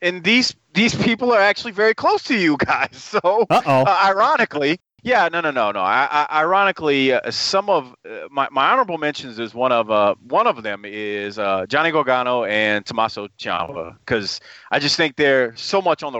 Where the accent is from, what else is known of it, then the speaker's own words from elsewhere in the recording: the South, United States; accent: Southern twang; I grew up in the South